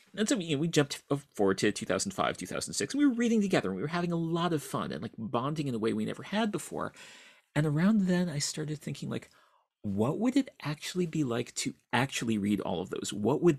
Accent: East Lansing, Michigan, United States; I grew up in East Lansing, Michigan, where fortunately I had access through my dad, who was a professor at Michigan State

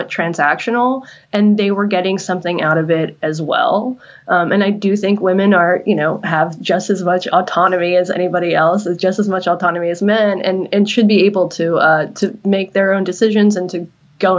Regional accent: North Carolina, United States; I'm from North Carolina

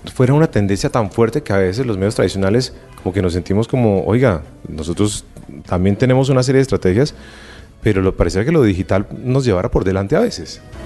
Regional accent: Colombia; los colombianos

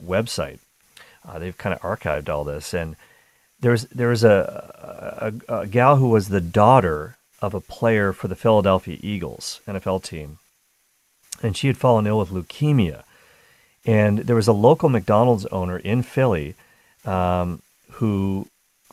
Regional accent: Canada; growing up in Canada

